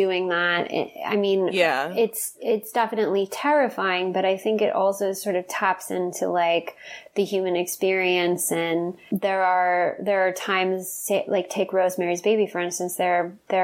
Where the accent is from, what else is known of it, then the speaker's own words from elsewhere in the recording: Texas, United States; now in Los Angeles, United States; I really loved a lot of my experiences growing up in Texas